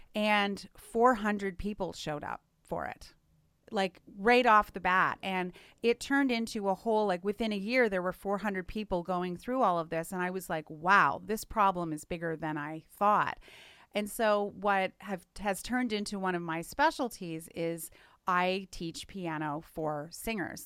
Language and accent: English; Canada; moved away; I'm from Canada originally